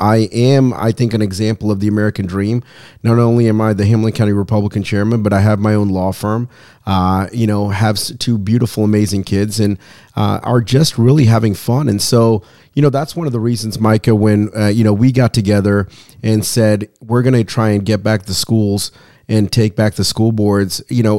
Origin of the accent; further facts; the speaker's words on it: Sri Lanka; now in United States; So I came here from Sri Lanka, which is an island country underneath India. I'm a Tamil and a Catholic. So it's a double negative, double minority, right?